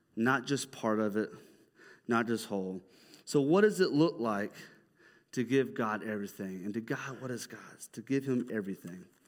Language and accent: English; Dahlonega, Georgia, United States; I'm from, like, North Georgia. I'm from Dahlonega